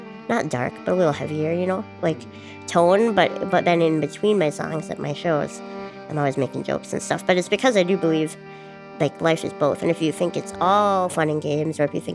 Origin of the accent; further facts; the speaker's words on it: Duluth, Minnesota, United States; I'm from Duluth, Minnesota